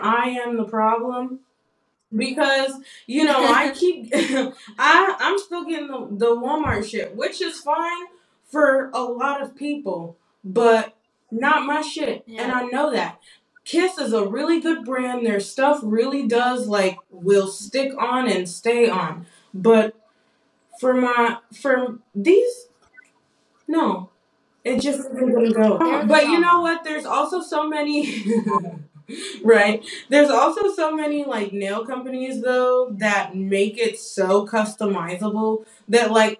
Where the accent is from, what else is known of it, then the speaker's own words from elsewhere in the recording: Nigeria; I'm Nigerian